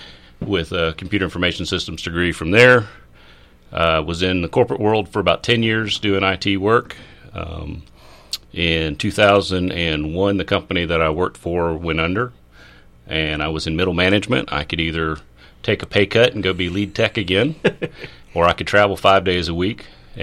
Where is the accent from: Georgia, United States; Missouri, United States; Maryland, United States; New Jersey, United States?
Georgia, United States; Atlanta; I was born in Piedmont Hospital. So I'm something called a rare Atlanta native. Grew up in DeKalb County when Spaghetti Junction was a cloverleaf.